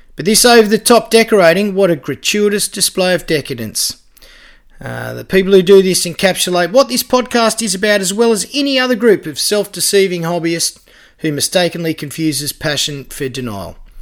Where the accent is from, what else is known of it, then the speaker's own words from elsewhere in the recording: Canberra, Australian Capital Territory, Australia; also born or lived in Huskisson, Jervis Bay; my hometown of Canberra